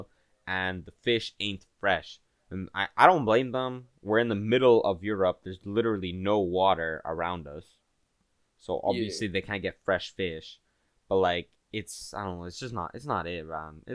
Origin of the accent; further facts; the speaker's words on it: Quebec, Canada; I'm from Quebec